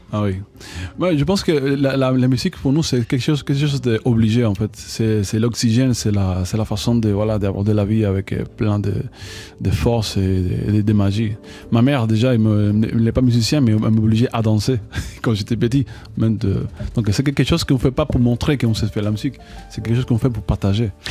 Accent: Cuba; French is a second language; moved away as an adult; also born or lived in Paris, France; now in France; en grandissant à, Cuba, bien sûr qu'on a, une culture musicale très forte

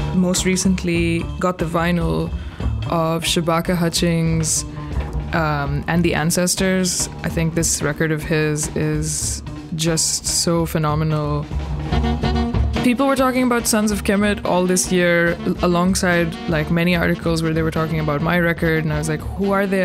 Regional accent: Pakistan; moved away as an adult; now in Brooklyn, United States; I am originally from Pakistan, based in Brooklyn, New York for the last 18 years.

